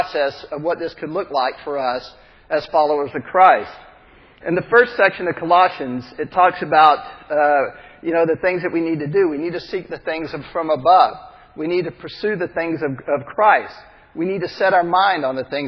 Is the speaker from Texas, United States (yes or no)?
yes; Texas, United States; I'm from Texas. I grew up in the South